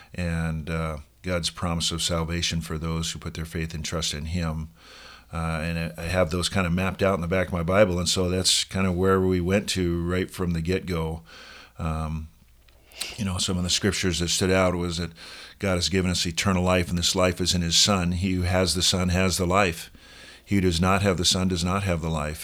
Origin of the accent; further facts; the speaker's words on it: Seattle, Washington, United States; moved away as an adult; also born or lived in Oregon; now in Sun Valley, United States; I grew up in Seattle